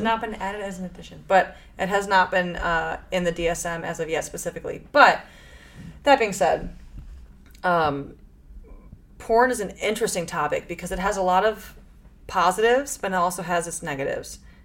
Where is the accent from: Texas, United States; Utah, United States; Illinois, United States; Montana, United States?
Illinois, United States; Chicago; I grew up in Chicago, which is like very liberal